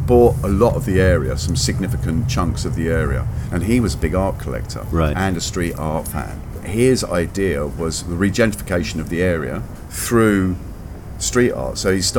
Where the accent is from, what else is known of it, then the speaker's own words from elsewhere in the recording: London, United Kingdom; Northwest London.